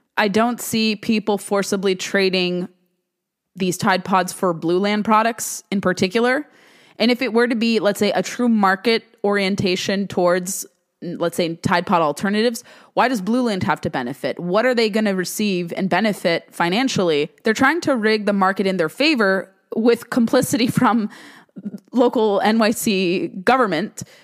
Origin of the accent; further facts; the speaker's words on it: California, United States; the Golden State, my home state